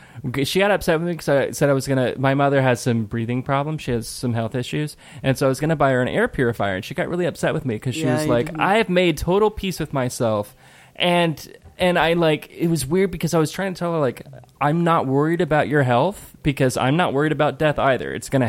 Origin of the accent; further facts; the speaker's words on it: Ireland; I am Irish.